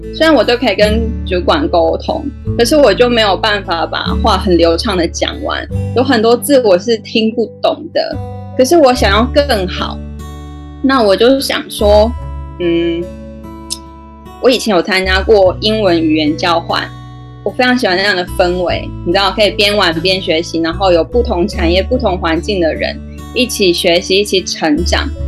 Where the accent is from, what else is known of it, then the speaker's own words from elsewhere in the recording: Taichung, Taiwan; moved away as an adult; also born or lived in Taipei; 其实我是台中人，那因为朋友的关系，因缘际会之下，几年前就到台北去工作